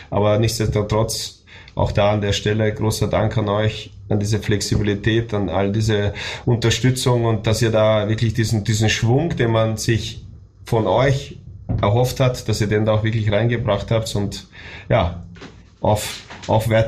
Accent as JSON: {"language": "German", "country": "Austria", "moved": "as an adult", "lives_now": "Germany", "said": "weil ich das ja auch als Österreicher jetzt Deutschland erlebt habe. Ich bin im Dezember 2000 nach Deutschland gezogen und seitdem ist das mein Lebensmittelpunkt, Lebensmittelpunkt meiner Familie"}